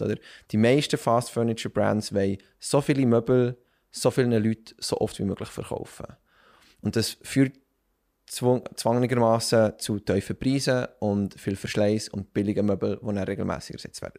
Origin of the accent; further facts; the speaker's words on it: Bern, Switzerland; ich bin aufgewachsen und geboren in Bern